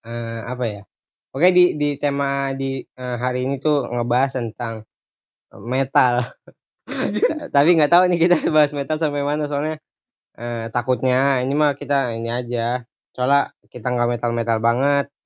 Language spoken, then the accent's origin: Indonesian; Tanjung Priok, Jakarta, Indonesia; Oh, gue dari Priuk gitu, hmm. Jakarta Utara, Jakarta Utara Priuk gitu.